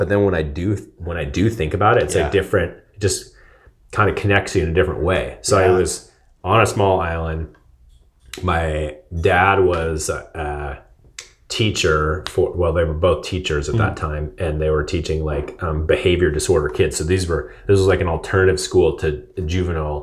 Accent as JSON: {"language": "English", "area": "outside of Seattle", "region": "Washington", "country": "United States", "tie": "born or raised there", "moved": "yes", "said": "I grew up like outside of Seattle"}